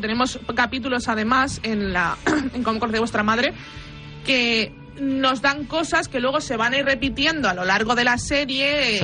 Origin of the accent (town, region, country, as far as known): Spain